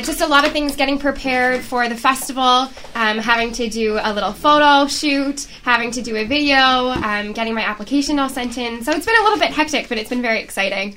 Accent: Toronto, Ontario, Canada; growing up in Toronto

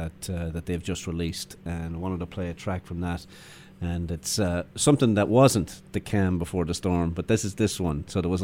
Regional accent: Ireland; accent: Irish; now in Canada; as Irish people

